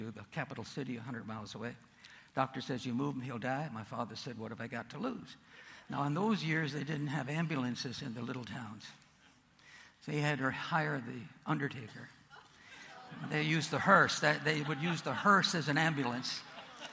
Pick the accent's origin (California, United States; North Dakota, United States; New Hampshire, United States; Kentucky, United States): North Dakota, United States; born or raised there